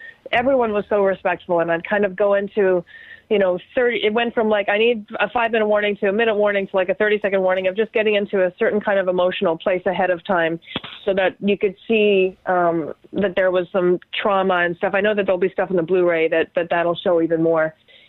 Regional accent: Canada; But it was like because I'm Canadian, I'm just so, you know, I'm crazy about being respectful about things.

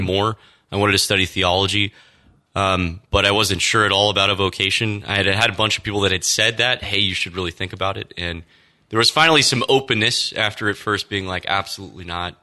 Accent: Austin, Texas, United States; So I grew up in Texas. Um, Austin, Texas was home for me.

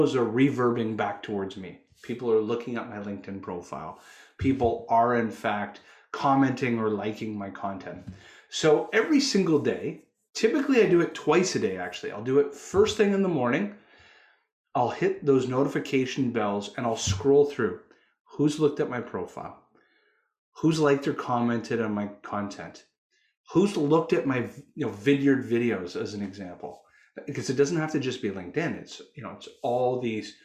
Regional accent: Canada; I'm a Canuck. I'm Canadian.

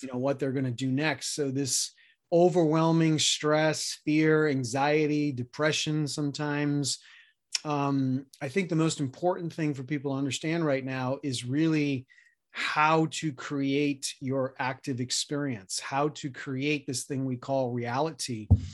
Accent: New York City, New York, United States; moved away; also born or lived in Colorado; I grew up middle class in Queens, New York

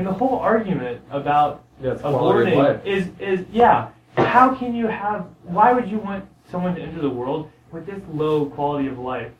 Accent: San Diego, California, United States; born there; I was born in San Diego.

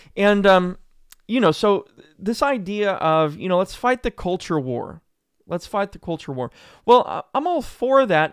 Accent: Joplin, Missouri, United States; moved away; a massive tornado went through my hometown. I'm from Joplin, Missouri

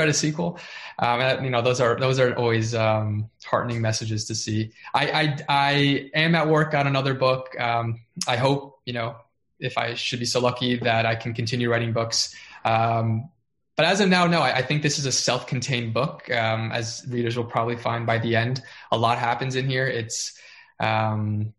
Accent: South Florida, United States; moved away; I grew up in South Florida. I've never lived anywhere else before that point

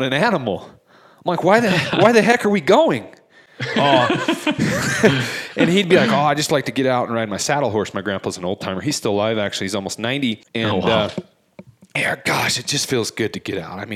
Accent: Ogden Valley, Utah, United States; Growing up in the Ogden Valley, hunting horseback up in the Huntsville area

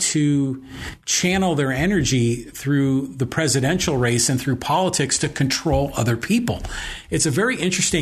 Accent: Poway, California, United States; my hometown of Poway is definitely more Trump than not

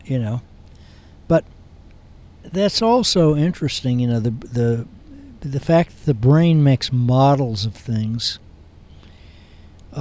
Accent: United States; I'm an American

